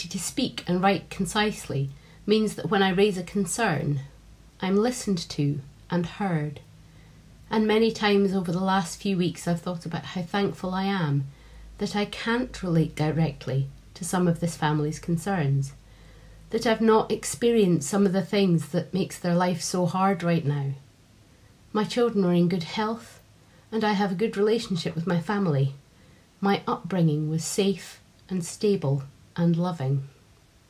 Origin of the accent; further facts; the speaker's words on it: Edinburgh, Scotland, United Kingdom; now in Doncaster, United Kingdom; I grew up in Edinburgh, but I've been living in Doncaster for almost 15 years now